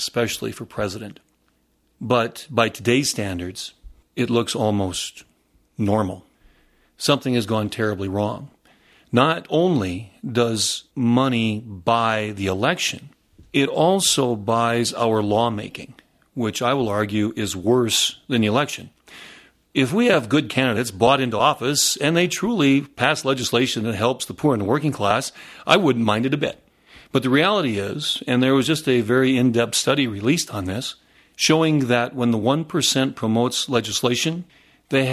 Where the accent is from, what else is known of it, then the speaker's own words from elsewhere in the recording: North Dakota, United States; growing up out in North Dakota